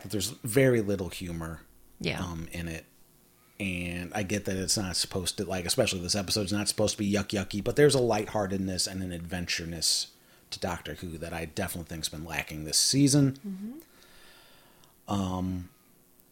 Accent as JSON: {"language": "English", "country": "United States", "said": "as an American"}